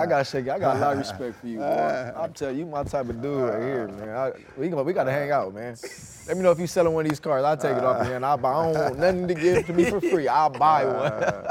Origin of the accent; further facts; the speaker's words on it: Los Angeles, California, United States; I'm from South Central Crenshaw, Los Angeles, California.